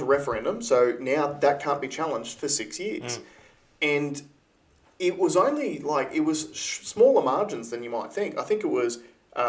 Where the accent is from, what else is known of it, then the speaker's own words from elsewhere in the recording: Queensland, Australia; me being a Queenslander